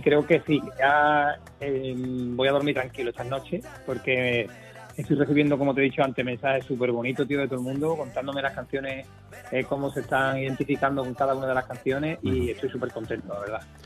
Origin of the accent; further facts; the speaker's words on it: Jerez de la Frontera, Andalusia, Spain; los amigos que con los que crecí musicalmente en mi tierra